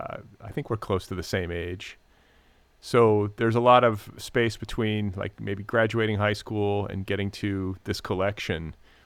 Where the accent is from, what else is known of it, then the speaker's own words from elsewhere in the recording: Midwest, United States; also born or lived in Milwaukee / Indiana; No, okay. I'm from the Midwest.